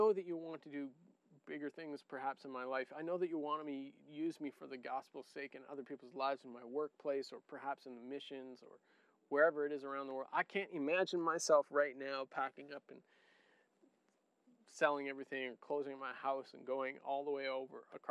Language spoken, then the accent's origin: English; Niger; moved away; I grew up in Niger too